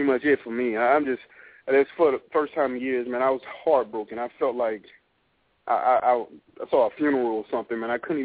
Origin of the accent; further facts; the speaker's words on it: Miami, Florida, United States; moved away; also born or lived in California; I'm from Miami